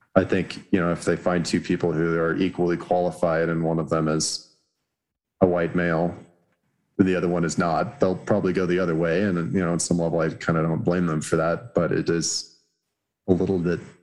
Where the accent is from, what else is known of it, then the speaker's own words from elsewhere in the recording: Los Alamos, New Mexico, United States; growing up in Los Alamos, I probably knew like two black people